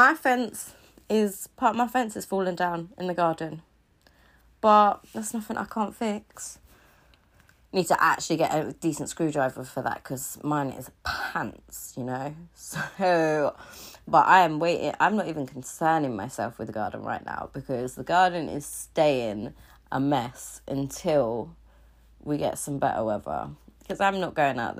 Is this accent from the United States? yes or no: no; Cornwall, South West England, United Kingdom; I'm from Cornwall